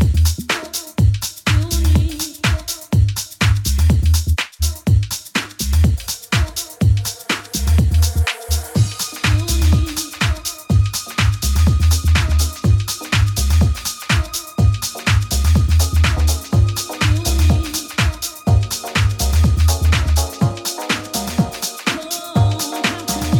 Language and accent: English; London, United Kingdom; Happens to be my hometown